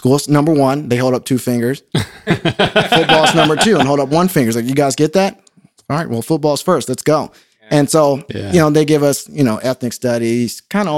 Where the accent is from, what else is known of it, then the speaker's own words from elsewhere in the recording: Carson, California, United States; also born or lived in Orange County; I grew up in Carson. That's where I mostly live. Went to Palmdale for a little bit. Parents got divorced when I was 11. We moved around quite a bit, and we actually moved to Orange County to live with my aunt.